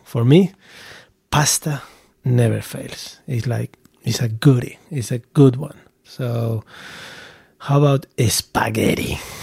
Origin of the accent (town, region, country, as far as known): Basque Country, Spain; born or raised there; moved away